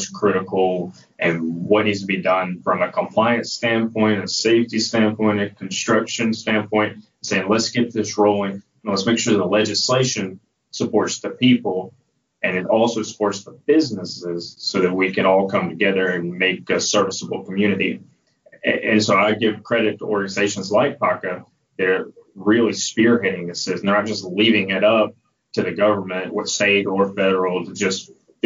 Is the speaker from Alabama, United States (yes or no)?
yes; Alabama, United States; my home state of Alabama, where you know, born and raised